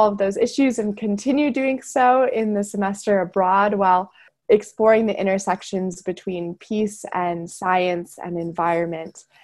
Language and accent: English; Wheaton, Illinois, United States; moved away; I am originally from Wheaton, Illinois, which is a suburb of Chicago